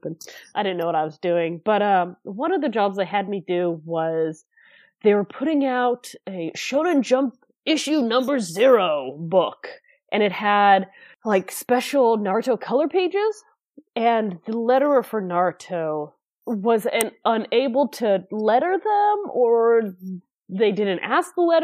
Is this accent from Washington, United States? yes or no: no; near San Francisco, California, United States; I moved back to my hometown, which, again, is not that far from San Francisco